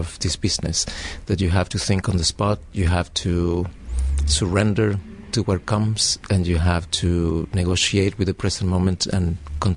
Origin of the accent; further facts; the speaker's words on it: Caracas, Capital District, Venezuela; English is a second language; moved away as an adult; also born or lived in New York; now in Montreal, Canada; I come from Caracas. I was trained there in Cunningham technique